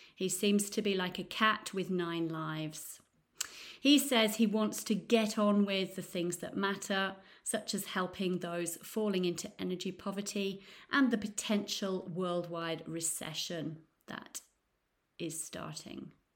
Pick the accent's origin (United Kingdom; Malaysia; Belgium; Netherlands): United Kingdom; Nottingham, East Midlands; now in Florence, Italy; I'm from Nottingham in the U K, but now I live in beautiful Florence in Italy.